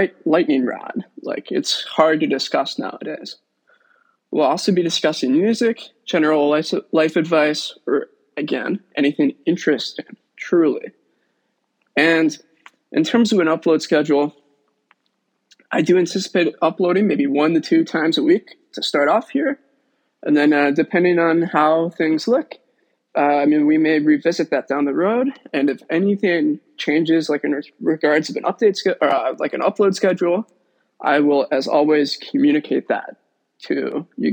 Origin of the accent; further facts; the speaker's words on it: Chicago, Illinois, United States; I'm from Chicago, lifelong Chicagoan